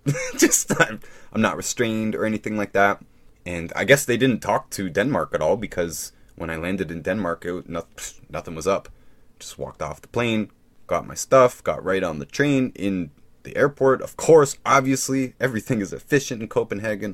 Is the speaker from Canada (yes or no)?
yes; Canada; also born or lived in Toronto; I'm Canadian